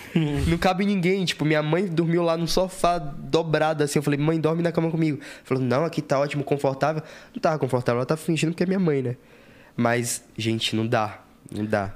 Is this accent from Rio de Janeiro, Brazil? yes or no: no; Salvador, Bahia, Brazil; moved away as an adult; also born or lived in Lauro de Freitas; now in São Paulo, Brazil; E eu sou lá de Salvador. Eu sou de um. Nasci numa, numa periferia lá de Salvador